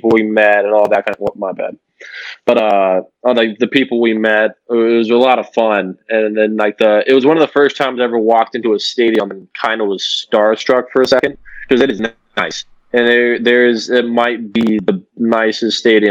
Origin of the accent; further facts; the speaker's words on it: Delaware, Ohio, United States; moved away as an adult; now in Cincinnati, United States; a D3 school in my hometown of Delaware, Ohio